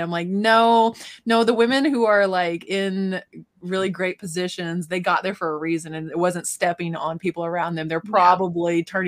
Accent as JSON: {"language": "English", "region": "Missouri", "country": "United States", "said": "I'm from Missouri"}